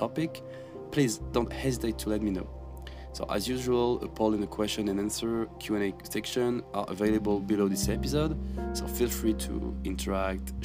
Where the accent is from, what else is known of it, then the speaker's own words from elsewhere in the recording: France; moved away as an adult; now in South Korea; I was from France